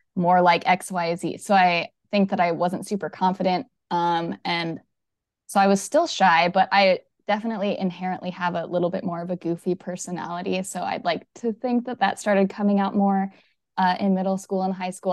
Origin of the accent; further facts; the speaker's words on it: Redmond, Washington, United States; also born or lived in Seattle; now in Kingston, United States; I was born here in the Seattle area, in Redmond